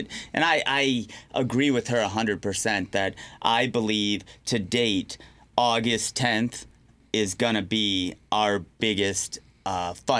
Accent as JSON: {"language": "English", "town": "Riverview", "region": "Michigan", "country": "United States", "tie": "born or raised there", "said": "I grew up in Riverview, right next door to Wyandotte."}